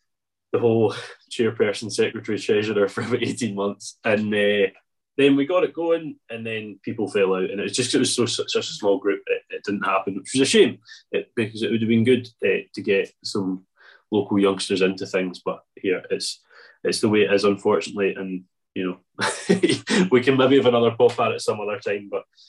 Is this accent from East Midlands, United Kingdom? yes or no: no; Arran, Scotland, United Kingdom; I'm from Arran